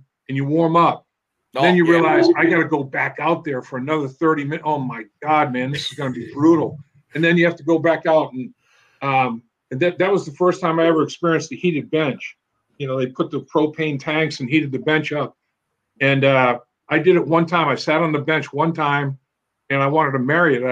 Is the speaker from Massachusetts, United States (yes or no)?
yes; Boston, Massachusetts, United States; moved away; also born or lived in Syracuse; I'm from the Boston area, New England originally